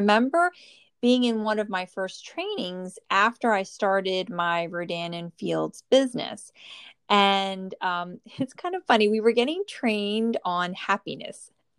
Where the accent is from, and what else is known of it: New Jersey, United States; born or raised there